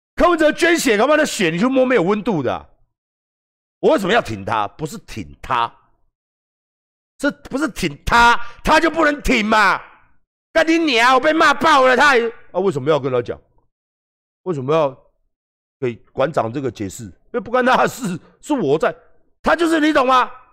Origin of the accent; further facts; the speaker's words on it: Taiwan; 我们年轻人，台湾的年轻一辈